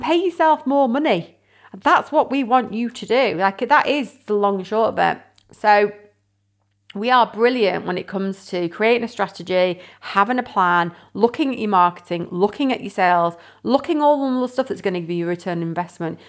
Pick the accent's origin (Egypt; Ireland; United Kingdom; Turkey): United Kingdom; Windsor, South East England; now in Cheshire, United Kingdom; originally, I, I'm from Windsor, my parents still live there and everything